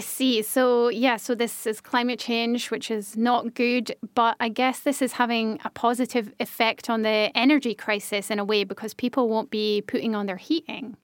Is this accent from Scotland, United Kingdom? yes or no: yes; Scotland, United Kingdom; now in Germany; in my home country of Scotland